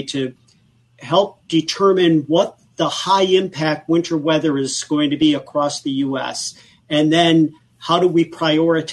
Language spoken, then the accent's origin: English; Buffalo, New York, United States; I come from Buffalo and we're known for lake effect snowstorms up there